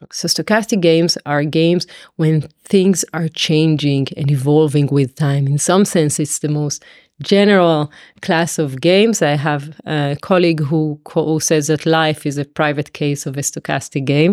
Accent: Israel; moved away as an adult; also born or lived in Tel Aviv / Paris; now in London, United Kingdom; I come from Israel originally

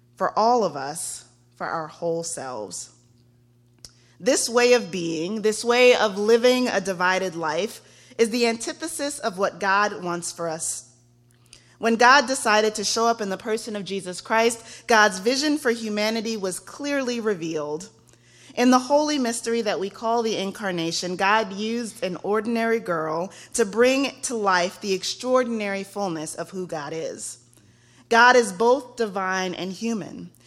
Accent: Texas, United States; I am from Texas

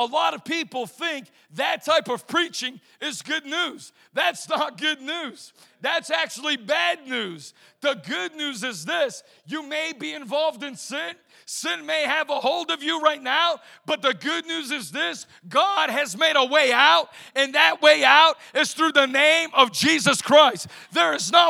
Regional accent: right outside of Boston, Massachusetts, United States; I was raised right outside of Boston, Massachusetts.

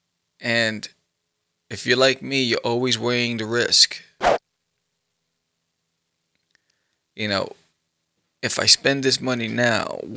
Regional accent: New York, United States; I grew up in New York

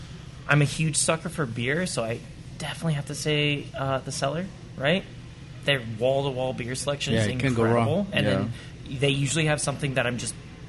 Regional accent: San Diego, California, United States; I'm from San Diego.

